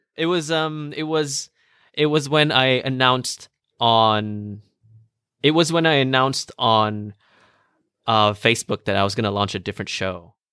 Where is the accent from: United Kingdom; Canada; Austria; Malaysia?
Malaysia